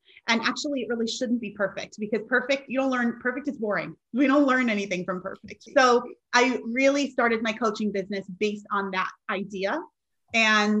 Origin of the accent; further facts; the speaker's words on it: New York, United States; I'm originally from New York